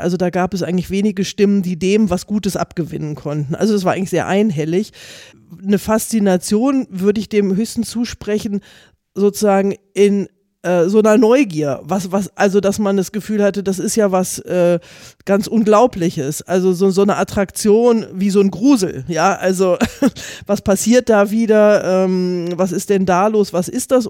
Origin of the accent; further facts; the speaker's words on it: Göttingen district, Lower Saxony, Germany; Ich komme aus dem Landkreis Göttingen äh, und habe da selber auch Erinnerungen daran, wie wir die Grenze wahrgenommen haben